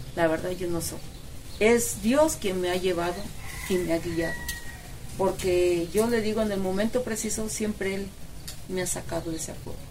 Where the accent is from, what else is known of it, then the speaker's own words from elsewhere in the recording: Mexico; Yo soy de aquí, de Sopotla, que nací, aquí pues crecí